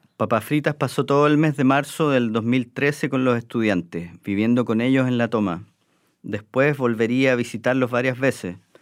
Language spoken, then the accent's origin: Spanish; Chile; Nosotros los chilenos